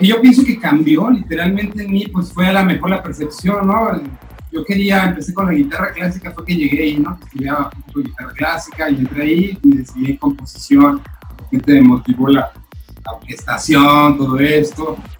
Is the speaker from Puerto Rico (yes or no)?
no; Michoacán, Mexico; now in Playa del Carmen, Mexico; origen michoacano, platicando actualmente en Playa del Carmen.